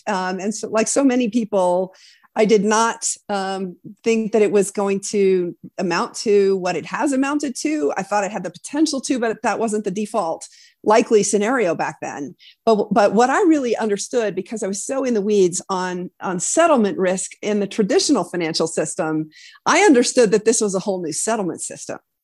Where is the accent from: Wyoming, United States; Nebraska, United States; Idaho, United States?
Wyoming, United States; moved away as an adult; also born or lived in East Coast; born and raised in Wyoming